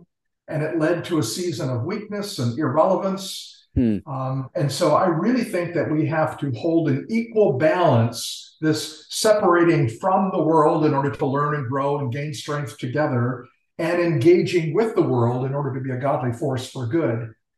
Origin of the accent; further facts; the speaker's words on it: Tokyo, Japan; born there; I'm actually Japanese by birth. My parents were missionaries in Tokyo, Japan, and so I was born in Tokyo.